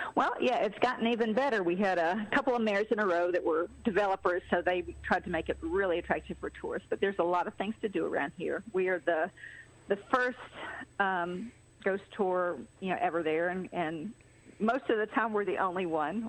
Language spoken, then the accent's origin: English; Atlanta, Georgia, United States; now in Chattanooga, United States; I am originally from Atlanta, but I've been here since 1986